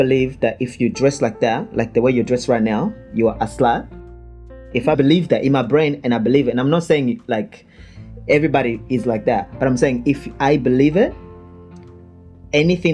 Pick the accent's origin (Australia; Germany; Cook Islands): Australia; I grew up in Australia mainly